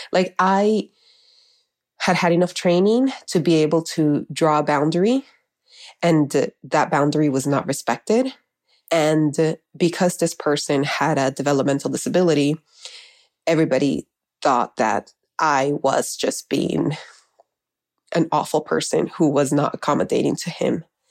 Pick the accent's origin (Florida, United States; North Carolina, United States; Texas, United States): Florida, United States; Miami; also born or lived in Honduras; I was raised in Miami